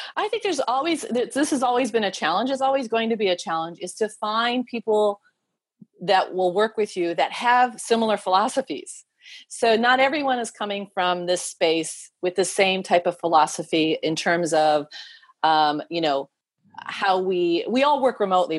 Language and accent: English; United States; moved away as an adult; I'm also American. I'm a dual citizen now.